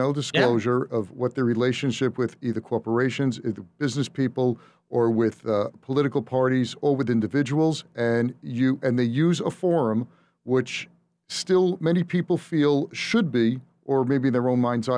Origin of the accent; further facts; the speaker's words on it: New York, United States; I'm a New Yorker